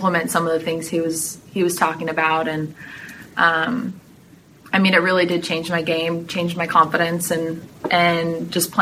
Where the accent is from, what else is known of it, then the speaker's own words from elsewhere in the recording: Mountain View, California, United States; moved away as an adult; also born or lived in Toronto, Canada; now in Amherst, United States; My family moved to California in 2000 when I was 8